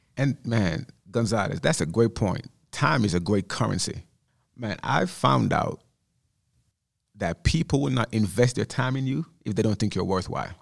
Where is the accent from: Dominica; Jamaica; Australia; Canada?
Jamaica; moved away; Growing up in Jamaica